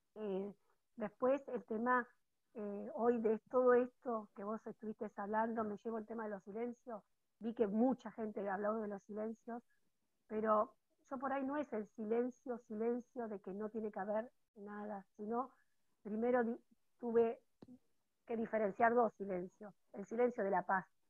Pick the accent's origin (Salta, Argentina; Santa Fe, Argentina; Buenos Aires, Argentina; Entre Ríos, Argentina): Entre Ríos, Argentina; Villa Domínguez; soy de Villa Domínguez